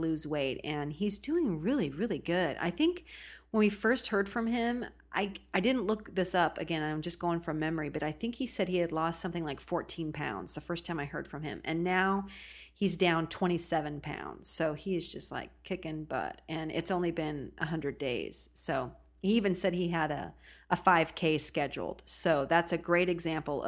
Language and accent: English; Oregon coast, United States; I was born and raised on the Oregon coast